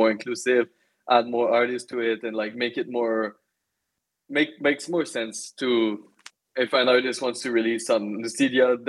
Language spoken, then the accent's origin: English; Magog, Quebec, Canada; my hometown. I come from Magog, a very small town in Eastern Township of Quebec